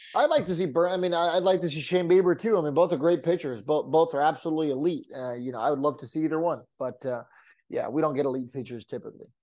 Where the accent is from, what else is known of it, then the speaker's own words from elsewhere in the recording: San Diego, California, United States; growing up in San Diego